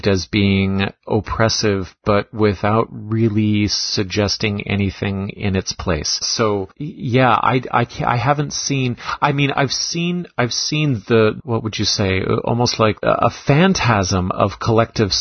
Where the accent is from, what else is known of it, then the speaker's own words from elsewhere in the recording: Canada; also born or lived in Toronto; the Canadian member of our team